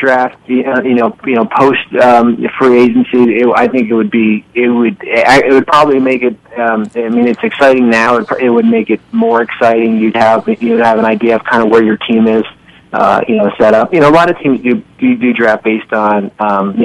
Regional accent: Northern New Jersey, United States; I am from Northern New Jersey

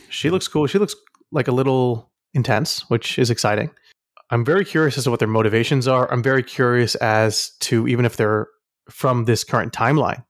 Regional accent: Houston, Texas, United States; I'm from Houston

